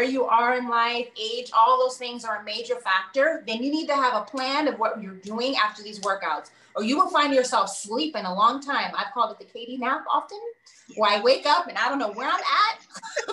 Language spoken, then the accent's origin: English; Southern California, United States; also born or lived in New York; I was born in New York, but I grew up in Southern California